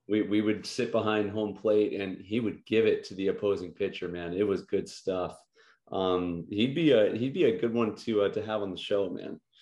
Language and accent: English; Illinois, United States; I'm from Illinois